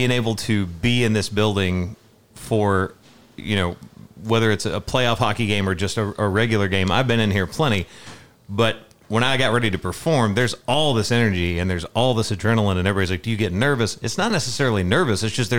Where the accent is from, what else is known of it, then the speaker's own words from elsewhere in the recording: Middle Tennessee, United States; growing up in Middle Tennessee.